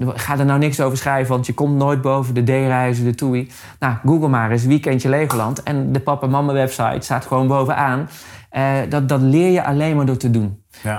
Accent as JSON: {"language": "Dutch", "town": "Amersfoort", "region": "Utrecht", "country": "Netherlands", "said": "Ik kom uit Amersfoort, dus ik ben in de regio Amersfoort"}